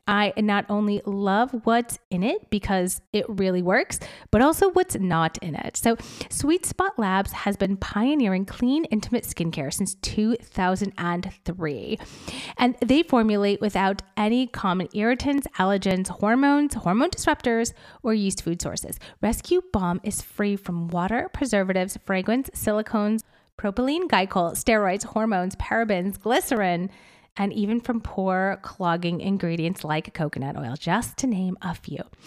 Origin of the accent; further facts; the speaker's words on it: upstate New York, United States; moved away as an adult; also born or lived in Boston, Massachusetts; I moved home, my hometown, to upstate New York